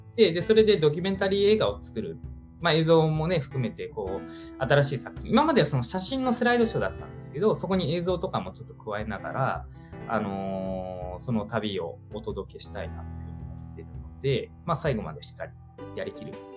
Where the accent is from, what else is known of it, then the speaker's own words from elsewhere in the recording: Tokyo, Japan; moved away as an adult; also born or lived in New Zealand; ずっと東京で生まれ育って会社員やってて